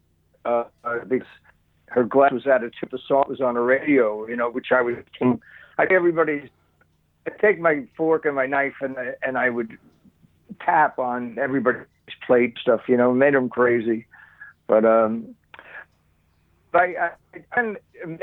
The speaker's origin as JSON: {"language": "English", "town": "Bayonne", "region": "New Jersey", "country": "United States", "said": "I'm from Bayonne"}